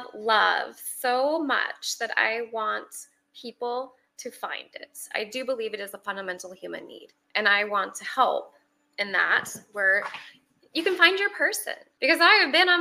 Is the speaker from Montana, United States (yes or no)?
yes; Montana, United States; moved away as an adult; now in Arlington, United States; I'm originally from Montana, Big Sky Country